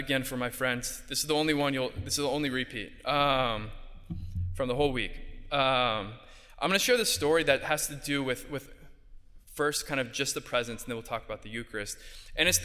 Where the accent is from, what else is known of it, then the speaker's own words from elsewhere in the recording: Southern California, United States; moved away as an adult; now in Bronx, New York, United States; I'm from Southern California